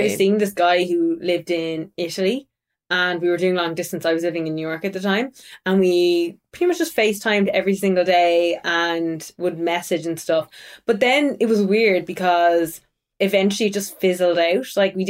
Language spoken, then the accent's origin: English; Tipperary, Munster, Ireland; I grew up in South Ireland in Tipperary, where the accent is really, really strong. And since I started working in media at 18, I did forcefully mellow my accent out.